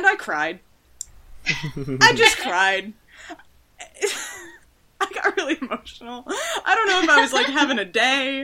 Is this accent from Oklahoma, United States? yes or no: no; Madison, Wisconsin, United States; also born or lived in New York City, New York, United States; I moved from New York City to Madison, Wisconsin at 10